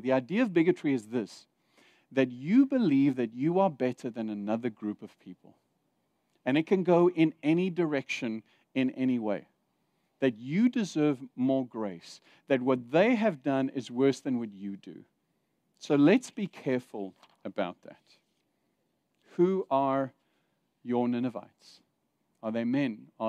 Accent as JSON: {"language": "English", "country": "Zimbabwe", "tie": "born there", "also_born_or_lived": "Saudi Arabia / South Africa", "said": "Because I've lived in Saudi Arabia, I've lived in South Africa, I was born in Zimbabwe."}